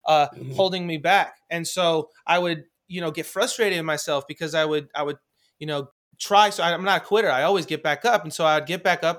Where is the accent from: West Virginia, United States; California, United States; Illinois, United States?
California, United States; Los Angeles; I grew up in Hollywood